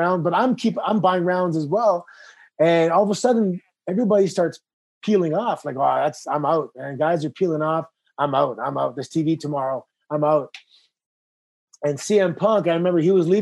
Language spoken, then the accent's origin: English; Toronto, Ontario, Canada; I grew up in Toronto in the 90s